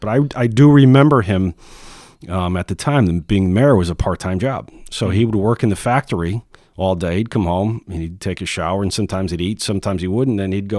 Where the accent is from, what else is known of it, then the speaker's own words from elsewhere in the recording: Ansonia, Connecticut, United States; No, I was born in Ansonia, born and raised in the North End.